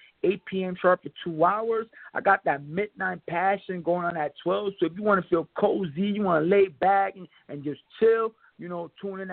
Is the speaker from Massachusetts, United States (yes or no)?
no; New York Tri-State area, United States; I'm from the Tri-State area. I represent the New York Tri-State area